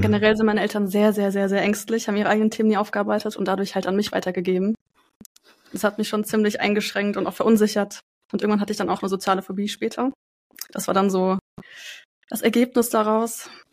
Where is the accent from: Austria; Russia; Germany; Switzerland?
Germany; Frankfurt, Hesse; Ich komme aus Frankfurt